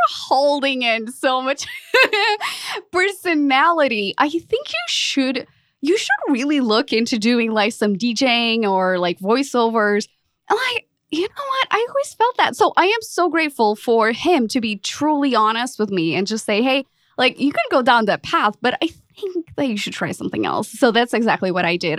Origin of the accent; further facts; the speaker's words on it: Portugal; moved away as an adult; also born or lived in London; now in Dallas, United States; I'm originally from Portugal, um, lived in London